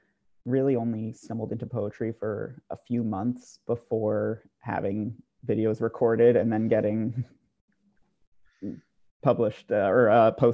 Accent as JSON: {"language": "English", "region": "New Jersey", "country": "United States", "tie": "born or raised there", "said": "my hometown in New Jersey"}